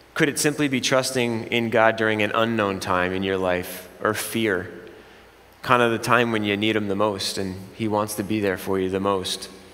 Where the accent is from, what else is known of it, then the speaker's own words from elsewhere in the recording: Jersey Shore, New Jersey, United States; I'm from the Jersey Shore